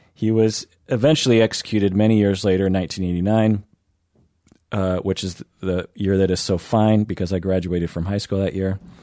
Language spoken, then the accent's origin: English; Issaquah, Washington, United States; also born or lived in Kent, Washington; I grew up in Issaquah.